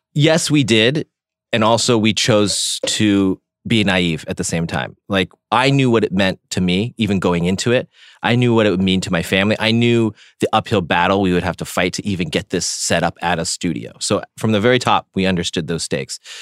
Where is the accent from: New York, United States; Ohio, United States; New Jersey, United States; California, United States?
California, United States; Silicon Valley, Bay Area; I grew up in the Bay Area in Silicon Valley